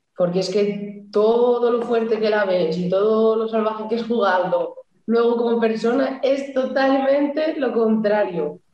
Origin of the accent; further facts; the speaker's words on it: Santander, Cantabria, Spain; moved away as an adult; now in Burela, Spain; soy de Santander. Desde Navidades, que no piso mi casa